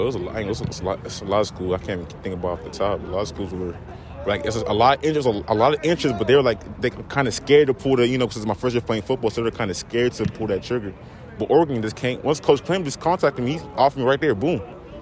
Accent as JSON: {"language": "English", "country": "Nigeria", "said": "I'm Nigerian."}